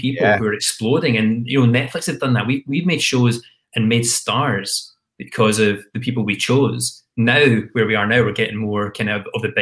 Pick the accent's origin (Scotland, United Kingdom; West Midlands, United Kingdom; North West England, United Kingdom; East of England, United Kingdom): Scotland, United Kingdom; Glasgow; moved away as an adult; also born or lived in London; I was the same as any kid growing up in Glasgow